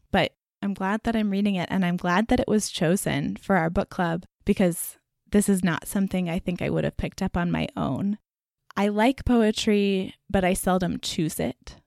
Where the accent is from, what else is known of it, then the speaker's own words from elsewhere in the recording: Texas, United States; growing up in Texas